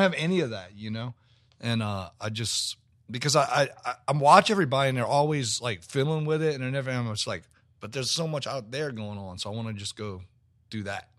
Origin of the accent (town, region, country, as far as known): Metairie, Louisiana, United States; born or raised there; also born or lived in New Orleans